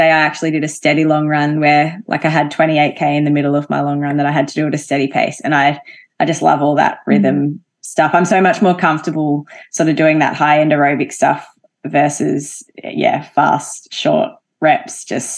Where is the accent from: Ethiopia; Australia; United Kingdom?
Australia; Albury, New South Wales; Yeah, so Albury's a very sporty town, I would say, but big football, netball town, basketball, hockey, all of those team sports are quite popular there.